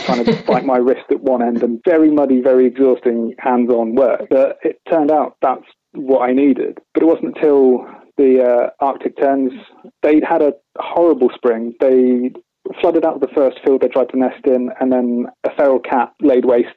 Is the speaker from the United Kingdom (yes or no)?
yes; East Anglia, East of England, United Kingdom; Growing up in East Anglia